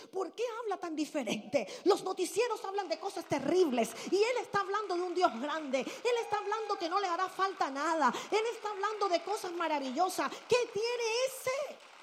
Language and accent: Spanish; Barranquilla, Atlántico, Colombia; born or raised there; moved away